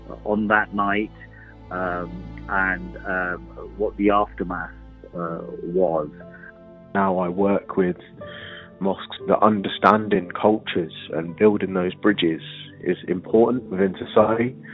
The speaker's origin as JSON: {"language": "English", "town": "Luton", "region": "East of England", "country": "United Kingdom", "tie": "born or raised there", "said": "I grew up in Luton."}